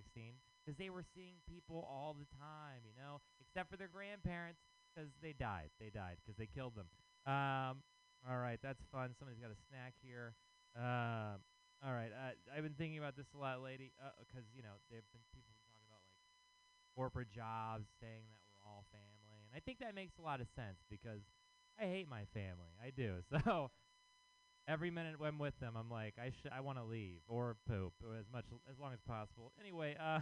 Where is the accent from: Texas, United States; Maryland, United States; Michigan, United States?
Texas, United States; now in San Francisco, United States; I am from Texas.